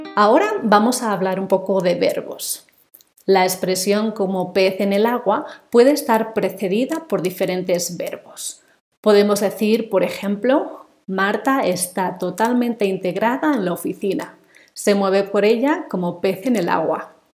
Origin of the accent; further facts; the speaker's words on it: Spain; first language Spanish; moved away; nací en España me crié y estudié allí y he hablado español toda mi vida